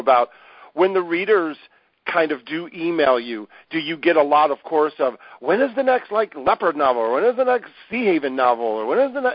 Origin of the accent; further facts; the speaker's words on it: Ohio, United States; I'm from Ohio